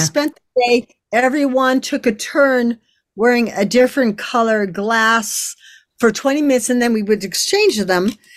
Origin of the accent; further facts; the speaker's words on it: Canada; I'm French Canadian